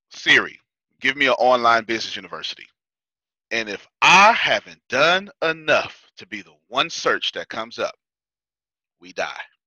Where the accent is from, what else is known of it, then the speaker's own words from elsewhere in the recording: Texas, United States; I'm from Texas